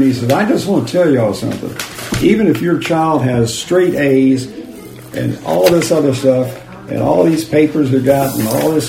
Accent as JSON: {"language": "English", "country": "United States", "said": "As an American"}